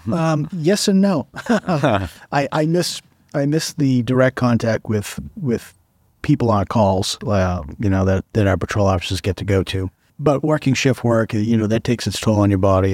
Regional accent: Massachusetts, United States; moved away as an adult; now in Dover, United States; I grew up in Massachusetts and went to college for criminal justice

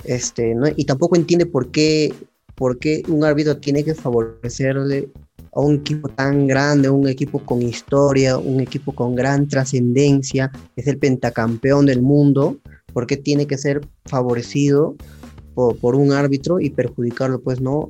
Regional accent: Peru; como hincha peruano que soy, hablando como peruano

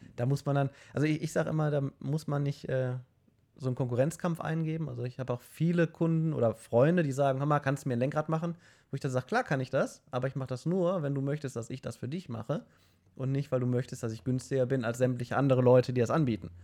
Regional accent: Mülheim, Germany; bei uns in Mülheim

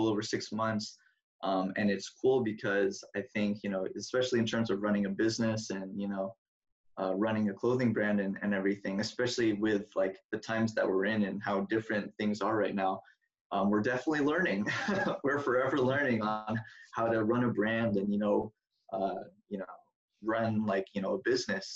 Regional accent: Seattle, Washington, United States; also born or lived in Oregon; I'm from Washington

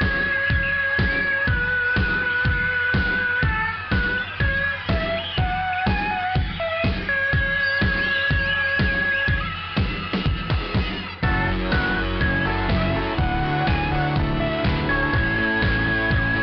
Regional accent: Essex County, New Jersey, United States; I grew up in Essex County. My parents still live in the same house from 39 years ago

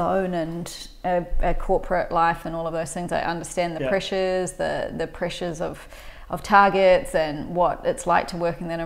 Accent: New Zealand; grew up in New Zealand. I'm from New Zealand

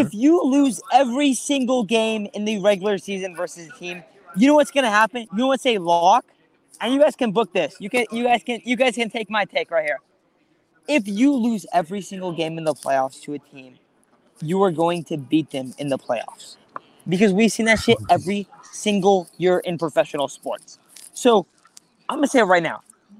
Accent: San Diego, California, United States; My dad is a firefighter in San Diego. … lives in San Diego. We're from San Diego.

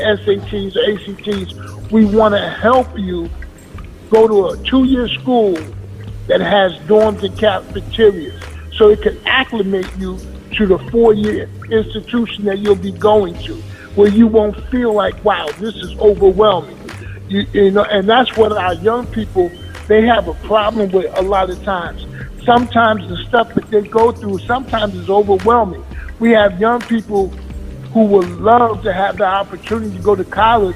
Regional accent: Newark, New Jersey, United States; moved away as an adult; also born or lived in Oklahoma; born and raised in Newark, New Jersey.

